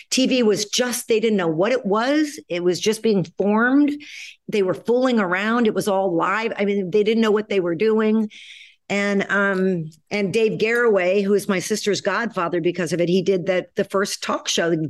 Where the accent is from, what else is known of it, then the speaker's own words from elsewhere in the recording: New York City, New York, United States; also born or lived in Chicago; I grew up in New York City